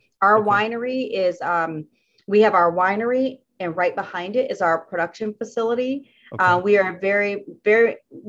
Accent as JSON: {"language": "English", "region": "the Carolinas", "country": "United States", "said": "I'm from the Carolinas, and so North Carolina is a state that I ship to."}